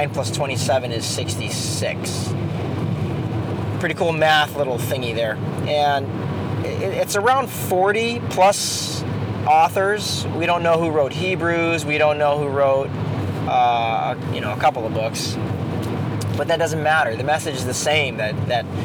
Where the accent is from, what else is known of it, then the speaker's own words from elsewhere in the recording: Philippines; I'm Filipino